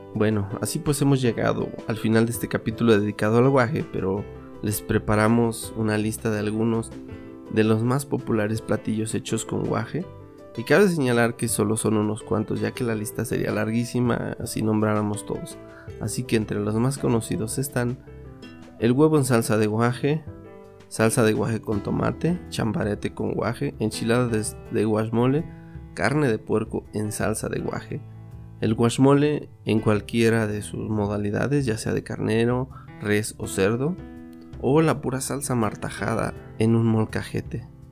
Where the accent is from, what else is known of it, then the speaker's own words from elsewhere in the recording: Mixteca, Mexico; en mi tierra